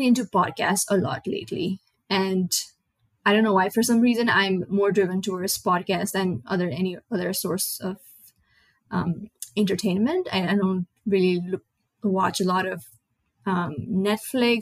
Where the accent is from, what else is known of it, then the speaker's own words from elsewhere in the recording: Nepal; first language Nepali; English is a second language; moved away as an adult; now in United States; I moved from Nepal, which is a small South Asian country.